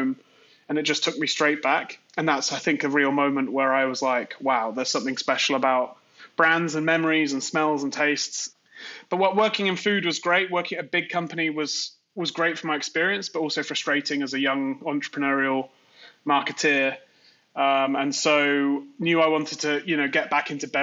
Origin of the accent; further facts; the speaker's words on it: Worcester, West Midlands, United Kingdom; moved away as an adult; now in New York, United States; I grew up in the Midlands, a place called Worcester, where Worcestershire sauce is from